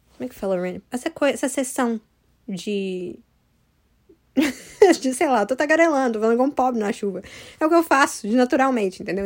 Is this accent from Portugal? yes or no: no; United States; eu moro nos Estados Unidos, sabe? E aí, eu nasci aqui nos Estados Unidos.